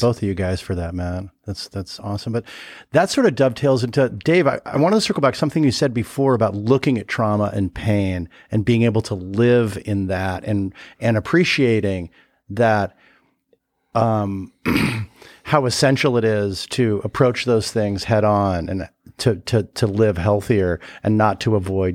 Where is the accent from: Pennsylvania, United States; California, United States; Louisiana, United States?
California, United States; Los Angeles; I grew up in Studio City, California, in, in L